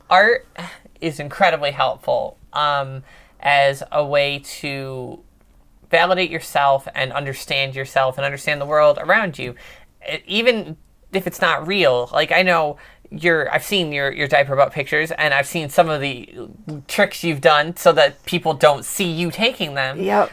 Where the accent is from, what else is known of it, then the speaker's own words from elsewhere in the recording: New York, United States; moved away; I'm originally from New York